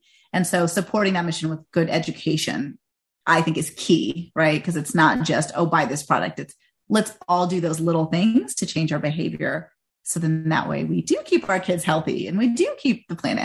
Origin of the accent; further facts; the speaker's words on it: India; now in United States; I'm from India